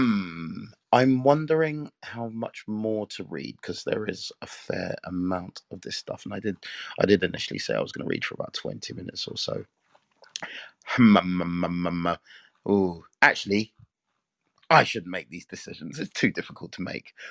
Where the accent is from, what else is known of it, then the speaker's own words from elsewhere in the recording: England, United Kingdom; I'm from England